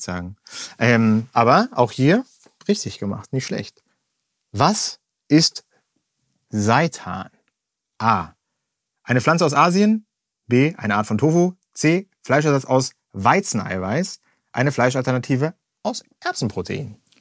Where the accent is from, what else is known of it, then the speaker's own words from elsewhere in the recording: Germany; bei uns in Deutschland